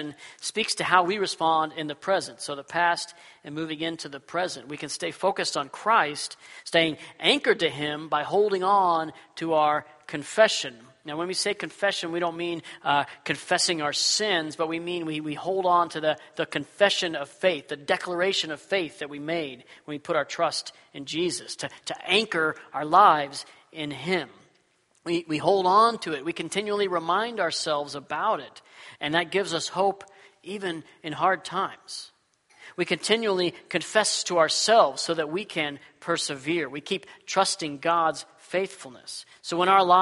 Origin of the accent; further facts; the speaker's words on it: Texas, United States; now in Washington, United States; When I was a kid, I grew up in Texas